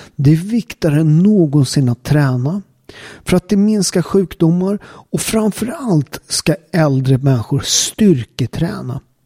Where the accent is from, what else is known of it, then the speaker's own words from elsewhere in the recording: Naples, Campania, Italy; now in Sweden; där jag kommer ifrån, Neapel